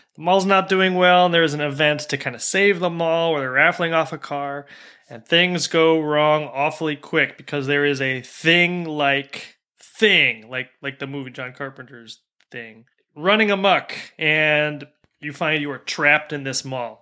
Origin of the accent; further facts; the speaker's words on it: United States; an American who grew up in the, you know, mostly in the nineties